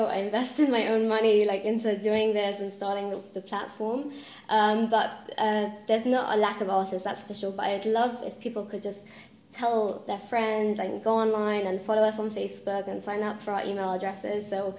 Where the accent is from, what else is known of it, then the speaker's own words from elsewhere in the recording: Israel; growing up in Israel